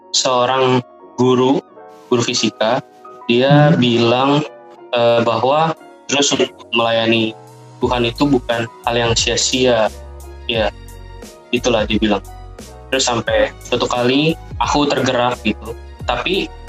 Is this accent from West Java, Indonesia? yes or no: no; Jakarta, Indonesia; Asal saya asal dari Jakarta.